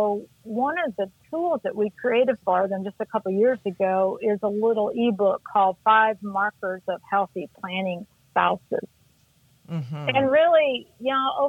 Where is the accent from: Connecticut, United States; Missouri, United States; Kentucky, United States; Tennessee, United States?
Missouri, United States; moved away as an adult; also born or lived in Denver, Colorado; I'm originally from Missouri